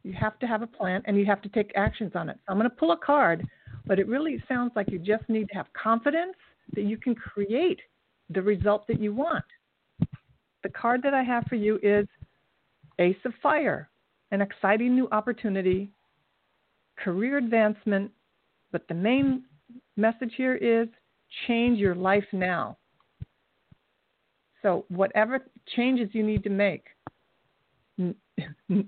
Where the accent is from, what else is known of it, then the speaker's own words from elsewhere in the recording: Kettering, Ohio, United States; I'm from Kettering, Ohio